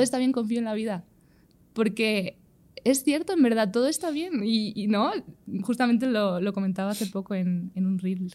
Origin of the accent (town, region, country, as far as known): Spain